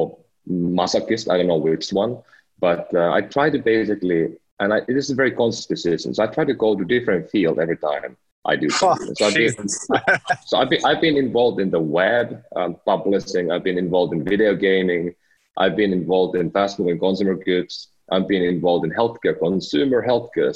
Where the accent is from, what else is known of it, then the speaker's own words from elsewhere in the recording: Finland; moved away as an adult; now in United States; I'm from Finland. Last week I became a proud American citizen